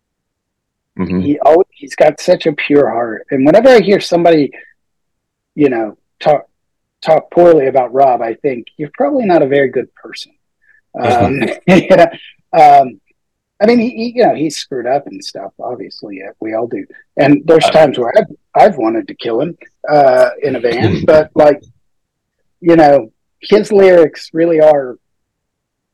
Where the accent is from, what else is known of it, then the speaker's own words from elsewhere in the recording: Midwest, United States; the hardcore bands that we grew up with in the Midwest were like …